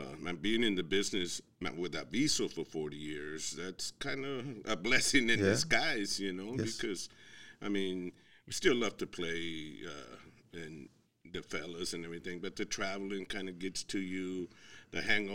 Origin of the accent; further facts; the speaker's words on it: Houston, Texas, United States; moved away as an adult; Born and raised in Houston